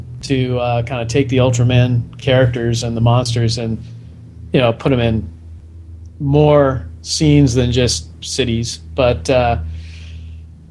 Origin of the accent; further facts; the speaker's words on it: California, United States; I grew up in California